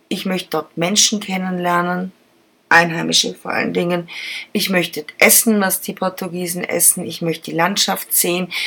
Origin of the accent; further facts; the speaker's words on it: Germany; Ich bin auch Deutsche, ich tue es auch.